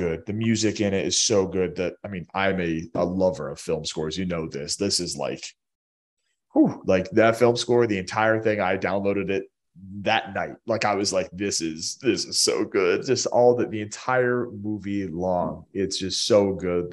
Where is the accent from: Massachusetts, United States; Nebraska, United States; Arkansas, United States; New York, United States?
Massachusetts, United States; Boston area; I'm from Boston. I'm from the Boston area, root for all the Boston teams, all the New England teams